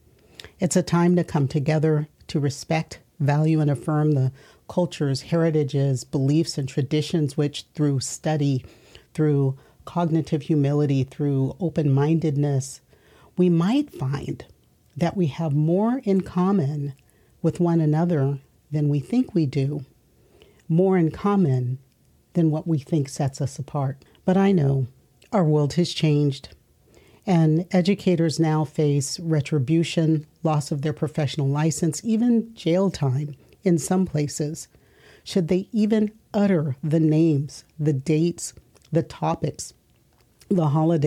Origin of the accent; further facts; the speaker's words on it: United States; as a child growing up in America.